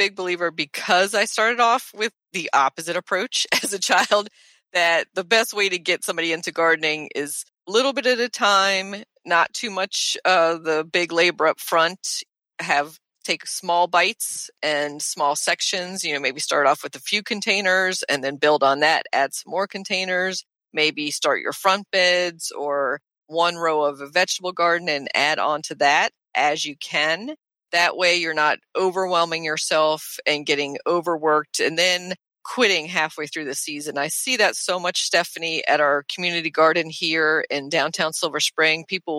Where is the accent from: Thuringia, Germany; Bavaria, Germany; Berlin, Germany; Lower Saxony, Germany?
Bavaria, Germany; Nuremberg; born there; My mom's side of the family is German, and she's German, and I was born in Nuremberg.